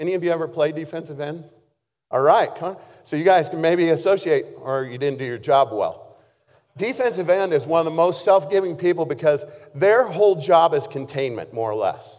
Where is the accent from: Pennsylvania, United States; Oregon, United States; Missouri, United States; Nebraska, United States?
Oregon, United States; Baker City; when I was in high school, I had the opportunity to play both ways because I was from Baker City, not a very large place.